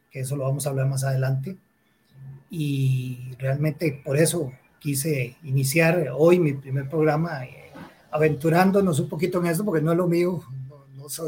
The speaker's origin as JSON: {"language": "Spanish", "country": "Costa Rica", "said": "para todos los que somos costarricenses, tenemos la gran bendición de haber nacido acá o vivir en Costa Rica."}